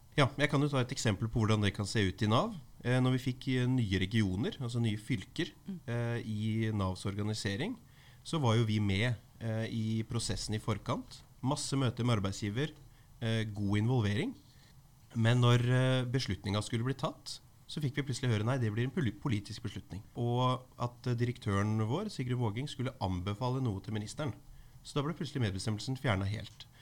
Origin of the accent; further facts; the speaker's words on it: Skien, Telemark, Norway; i min hjemby Skien